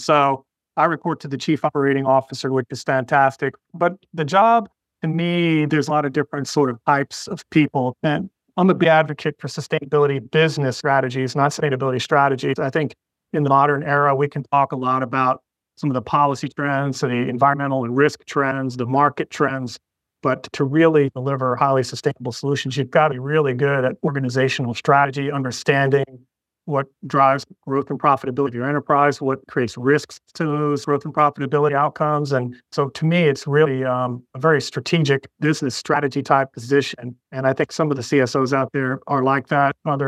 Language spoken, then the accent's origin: English; Florida, United States; growing up in Florida